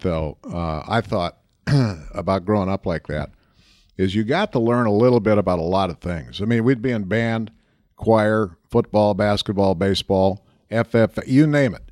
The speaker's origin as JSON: {"language": "English", "region": "Central Minnesota", "country": "United States", "tie": "born or raised there", "moved": "yes", "said": "Central Minnesota, lakes, country"}